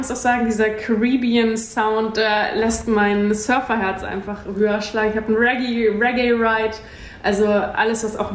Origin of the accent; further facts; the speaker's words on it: Kiel, Schleswig-Holstein, Germany; moved away; Kiel. Heimat, ja. forever.